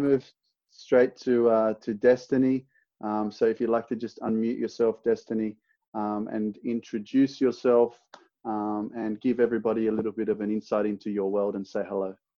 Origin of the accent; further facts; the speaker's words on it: Sydney, New South Wales, Australia; I'm from Sydney, Australia.